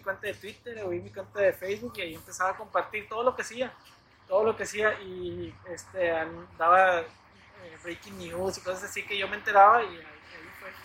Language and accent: Spanish; Nuevo Laredo, Tamaulipas, Mexico; aquí en Nuevo Laredo